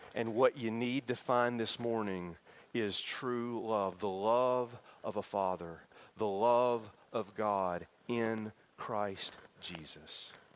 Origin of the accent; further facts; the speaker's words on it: Tennessee, United States; my hometown in Tennessee